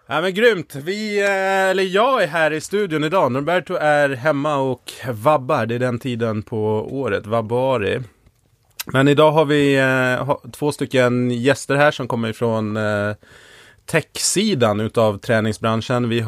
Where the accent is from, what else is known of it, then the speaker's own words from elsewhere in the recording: Stockholm, Stockholm County, Sweden; jag kommer från Stockholm.